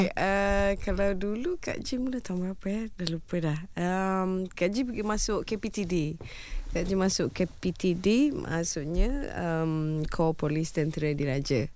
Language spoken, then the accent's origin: Malay; Malaysia; anak Malaysia